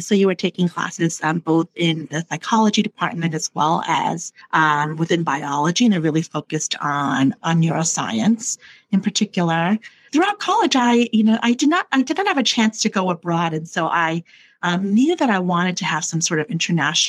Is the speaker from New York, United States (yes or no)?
yes; New York City, New York, United States; moved away as an adult; also born or lived in Taiwan / Chicago; I grew up in the New York City area and went to pretty large New York City public high school